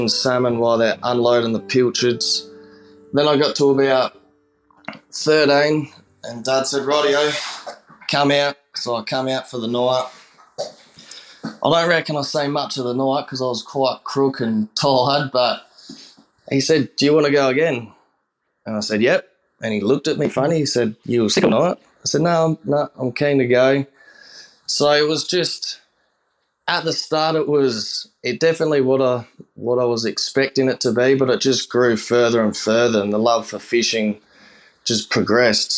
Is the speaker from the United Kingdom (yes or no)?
no; Port Lincoln, South Australia, Australia; from Port Lincoln in South Australia.